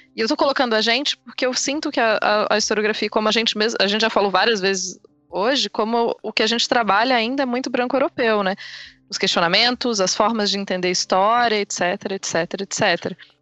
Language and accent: Portuguese; Brazil; eu me entendo como brasileira